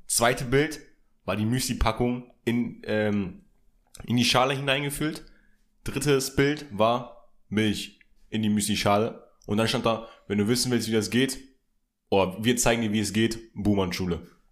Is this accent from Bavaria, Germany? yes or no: no; Hildesheim, Lower Saxony, Germany; moved away; in der Heimatstadt, wo ich herkomme, in Hildesheim.